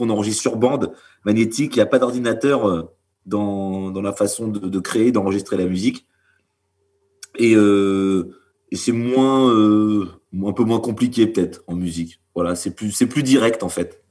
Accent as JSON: {"language": "French", "region": "Normandy", "country": "France", "said": "on est originaire bah, de Normandie et pour certains du Cotentin"}